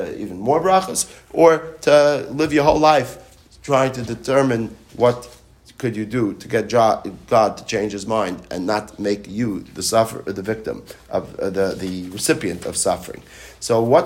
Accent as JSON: {"language": "English", "town": "New York City", "region": "New York", "country": "United States", "tie": "born or raised there", "moved": "yes", "lives_now": "Hollywood, Florida, United States", "said": "I grew up in New York City"}